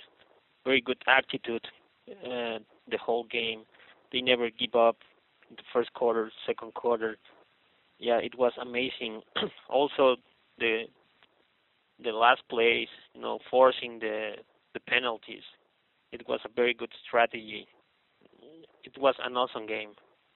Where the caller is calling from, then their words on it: Mexico City, Mexico; English is a second language; Hola, amigos. … from Mexico City, and I just want to say how wonderful was the last game.